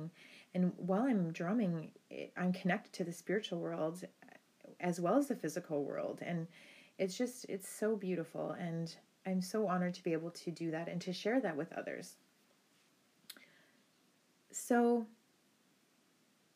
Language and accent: English; Rocky Bay First Nation, Northern Ontario, Canada; now in Thunder Bay, Canada; I'm Anishinaabe from Binjitiwabik, Saging Anishinaabek, which is Rocky Bay First Nation in Northern Ontario. And I'm an urban Indigenous person. I live in Thunder Bay, Ontario